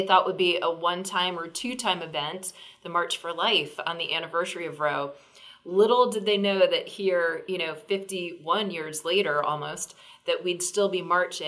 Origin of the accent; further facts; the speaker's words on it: Virginia, United States; my home state of Virginia